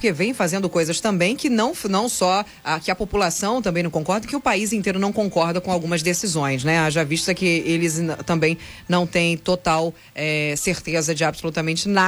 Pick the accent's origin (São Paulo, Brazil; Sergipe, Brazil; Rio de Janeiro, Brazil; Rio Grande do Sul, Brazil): Rio de Janeiro, Brazil; Angra dos Reis; Chegou perto da perfeição do que um angrense acha da nossa cidade?